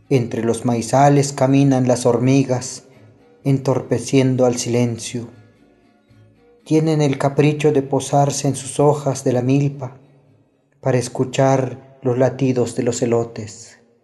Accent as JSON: {"language": "Spanish", "town": "Huixtán", "region": "Chiapas", "country": "Mexico", "tie": "born or raised there", "first_language": "Tzotzil", "second_language": "Spanish", "said": "Soy originario de Jocosic, Huistán, Chiapas, hablante de la lengua tzotzil"}